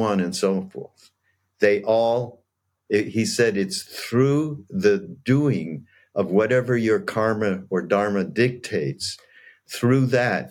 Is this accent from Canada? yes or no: yes; Canada; I'm Canadian